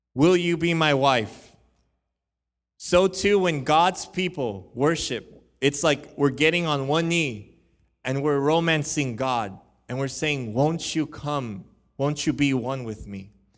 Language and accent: English; Huntington Park, California, United States; I was born in Huntington Park. I know what those, um, neighborhoods are like. I know what growing up there can possibly mean